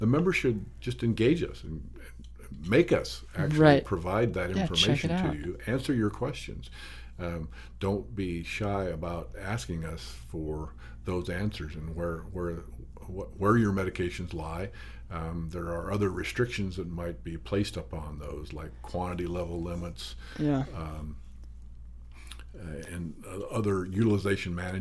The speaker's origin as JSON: {"language": "English", "region": "South Dakota", "country": "United States", "tie": "born or raised there", "moved": "as an adult", "lives_now": "Montana, United States", "said": "I grew up in South Dakota, but moved to Montana during my college years"}